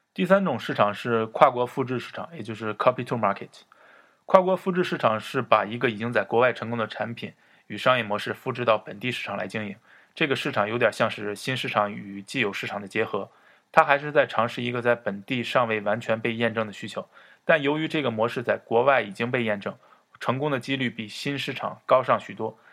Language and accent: Chinese; China; 我们中国人